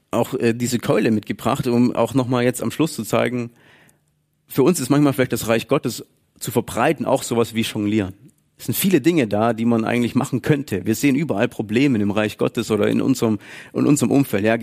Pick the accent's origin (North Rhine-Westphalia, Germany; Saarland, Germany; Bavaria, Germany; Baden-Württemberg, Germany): Baden-Württemberg, Germany; dass ich das Geld anders investiere oder verwende oder spare als Schwabe